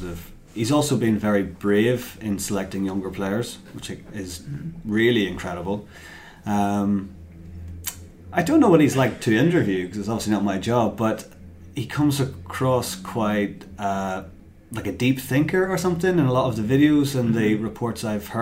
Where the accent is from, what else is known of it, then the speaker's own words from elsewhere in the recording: Waringstown, Northern Ireland, United Kingdom; moved away as an adult; also born or lived in London; now in Belfast, United Kingdom; I'm originally from Waringstown. Now work in Banbridge, live in Belfast